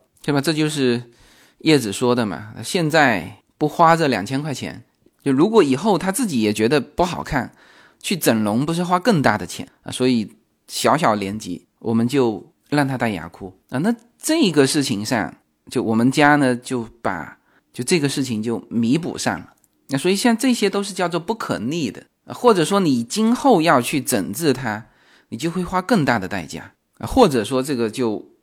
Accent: Fujian, China; accent: Fujian; 我们福建人发音的这个口音问题

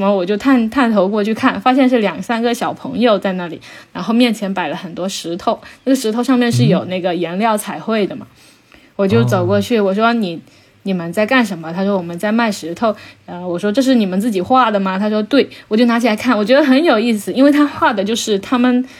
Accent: Sweden; 我们我们我们瑞典人觉得这根本就不是什么事情。

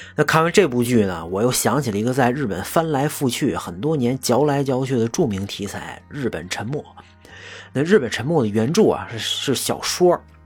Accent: China; 但作为一个中国人啊，真的觉得很奇怪啊

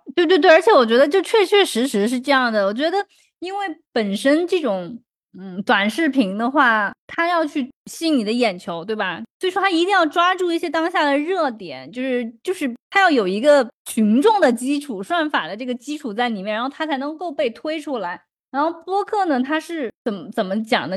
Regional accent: southern China, China; accent: heavy southern accent; moved away; 反正我也知道我口音很重，因为南方人嘛

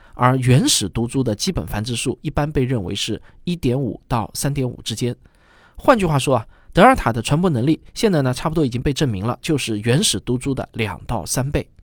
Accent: China; 我们中国人

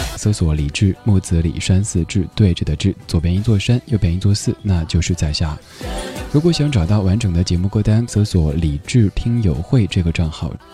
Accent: Chengdu, Sichuan, China; 我出生在四川成都，所以一直对于海有着非常严重的向往情绪

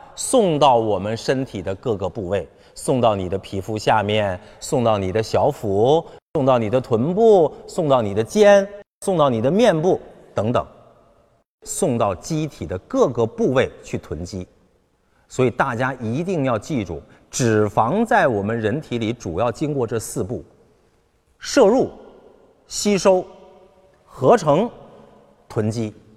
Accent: China; 我们中国人

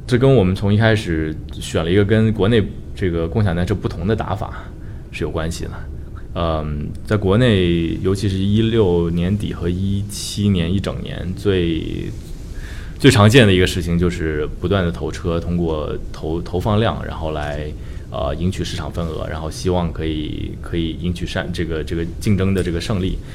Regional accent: Shenzhen, Guangdong, China; moved away as an adult; now in San Francisco, United States; 本身中国人，我在，呃，深圳出生长大，然后算是一个深圳土著，可能这不是一个特别， 特别常见的一个背景吧，因为深圳毕竟是个移民城市嘛，但我还是有幸在八十年代初， 出生在深圳，然后看着深圳发展起来

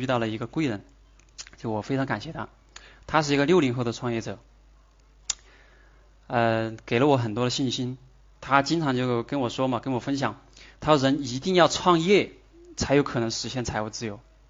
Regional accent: Sichuan, China; accent: Sichuanese; 哎，当时用我们四川话说的就是，你你连里子都没得，你哪儿来的面子？

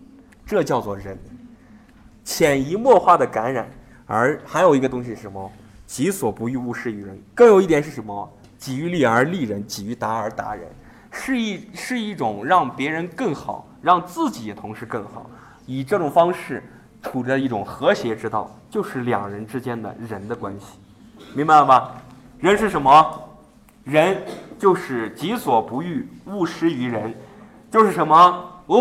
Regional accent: China; 我们中国人很聪明啊

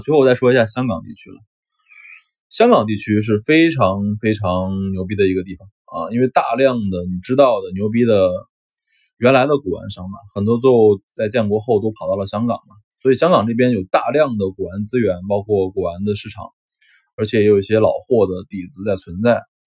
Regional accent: Shenzhen, Guangdong, China; 我是深圳的嘛，啊，我是深圳人

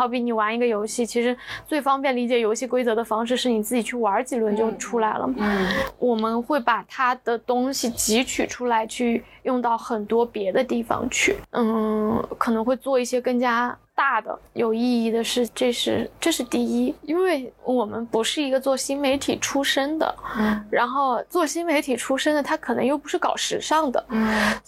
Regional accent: Hangzhou, Zhejiang, China; 杭州的。

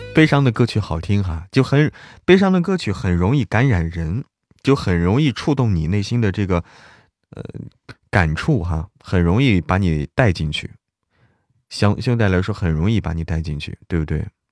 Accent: Zhangjiakou, Hebei, China; 就是我们那儿的，张家口的，我是张家口的嘛

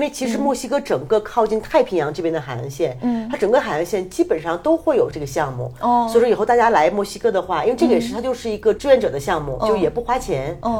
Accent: China; 然后呢，当时他来的那天晚上，正好我和我一个朋友，一个香港女孩，我们在做饭。因为你做饭，我们中国人就是我不可能我做饭让你看着

